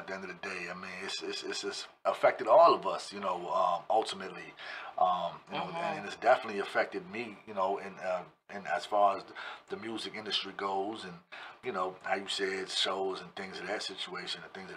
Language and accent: English; Woodbridge, Virginia, United States; When I came to Woodbridge, I was about 10, 11 years